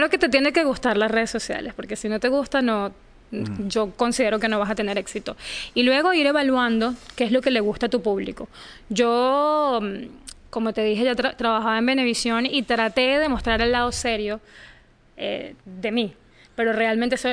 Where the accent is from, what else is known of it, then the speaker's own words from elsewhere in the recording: Venezuela; moved away as an adult; todo empezó cuando yo era corresponsal de Venevisión en mi país, en Venezuela, un canal grande de mi país.